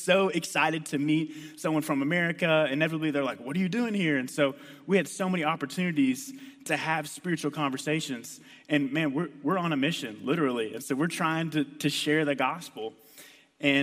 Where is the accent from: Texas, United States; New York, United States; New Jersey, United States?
Texas, United States; moved away; I grew up in Texas